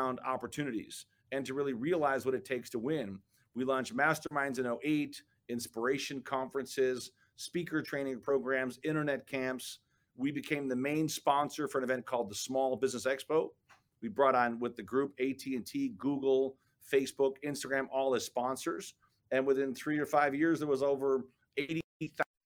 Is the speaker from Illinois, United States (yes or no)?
yes; Chicago, Illinois, United States; I was born and raised in the South Side of Chicago